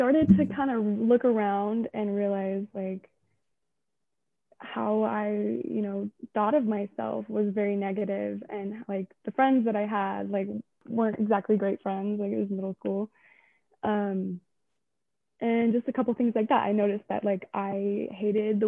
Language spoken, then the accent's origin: English; Delta, Utah, United States; also born or lived in Salt Lake City, Utah; Born and raised in Delta, Utah